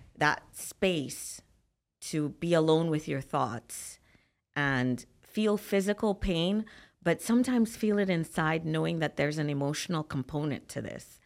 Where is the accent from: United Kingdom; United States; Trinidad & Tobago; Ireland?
Trinidad & Tobago; So, I'm from Trinidad and Tobago